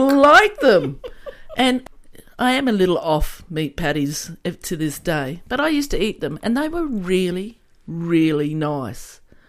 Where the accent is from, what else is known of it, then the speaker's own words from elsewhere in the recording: Australia; I am Australian, so every Australian child has been brought up with Vegemite.